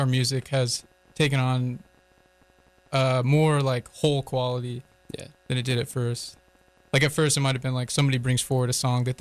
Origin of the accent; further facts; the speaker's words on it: Boone, North Carolina, United States; We're all from Boone